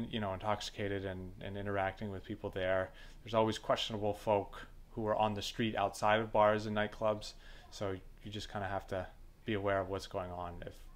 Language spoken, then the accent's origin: English; United States; moved away as an adult; also born or lived in Russia; in my 5 years in Russia, as an American